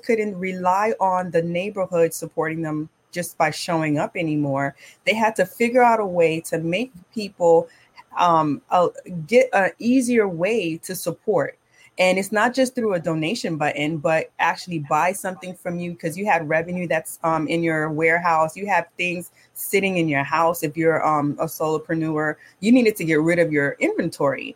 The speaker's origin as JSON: {"language": "English", "town": "Miami", "region": "Florida", "country": "United States", "tie": "born or raised there", "moved": "yes", "lives_now": "Brooklyn, United States", "said": "Born and raised in Miami to Caribbean parents"}